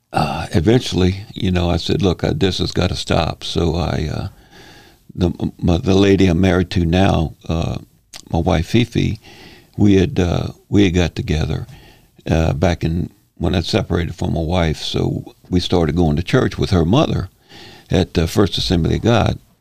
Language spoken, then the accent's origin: English; Slidell, Louisiana, United States; I'm born and raised here in Slidell.